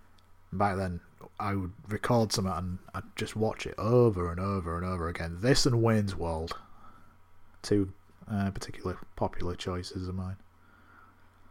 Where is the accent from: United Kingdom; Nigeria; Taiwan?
United Kingdom; the north of England; I'm from the North of England